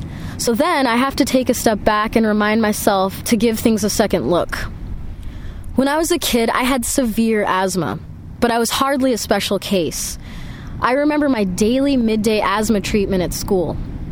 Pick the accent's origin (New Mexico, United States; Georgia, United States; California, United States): California, United States; And to me, no other community lives up to this more than the one I grew up in. I was raised in the San Joaquin Valley in Central California.